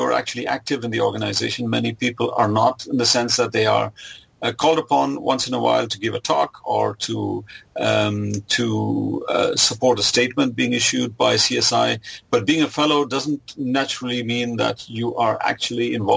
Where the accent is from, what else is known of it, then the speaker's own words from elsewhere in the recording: India; now in Germany; I was born in Germany, but I grew up in India.